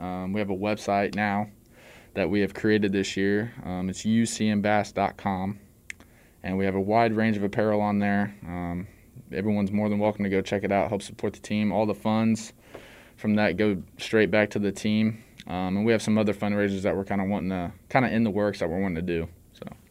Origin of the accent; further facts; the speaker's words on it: Excelsior Springs, Missouri, United States; now in Warrensburg, United States; I'm from Excelsior Springs, uh, Missouri